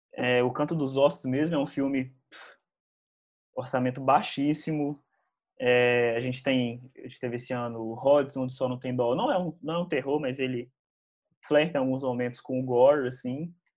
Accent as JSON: {"language": "Portuguese", "town": "Lavras", "region": "Minas Gerais", "country": "Brazil", "tie": "born or raised there", "moved": "yes", "lives_now": "Belo Horizonte, Brazil", "said": "Eu, eu nasci em Belo Horizonte, mas eu fui criado em Lavras. Moro em Belo Horizonte atualmente"}